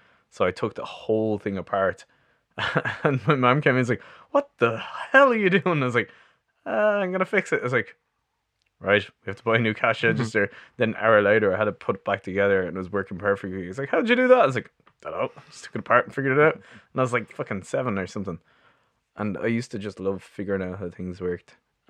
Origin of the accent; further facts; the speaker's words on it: Artane, Leinster, Ireland; I was born in Beaumont, well, Artane. I lived there until I was like 28, and then I moved in with Jacob from the band.